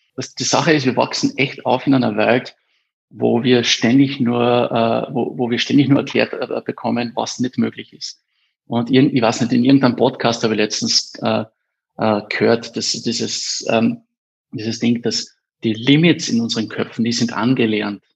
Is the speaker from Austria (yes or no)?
yes; Eberndorf, Carinthia, Austria; ich bin in Eberndorf aufgewachsen